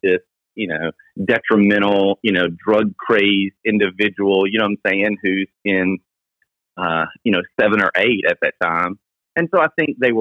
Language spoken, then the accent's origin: English; Millington, Tennessee, United States; we grew up in Millington